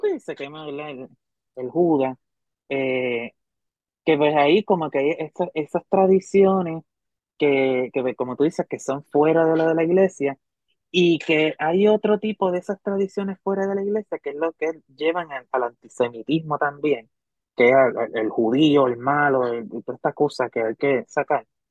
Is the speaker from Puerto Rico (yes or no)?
yes; Hormigueros, Puerto Rico; en Hormigueros, la Que es mi pueblo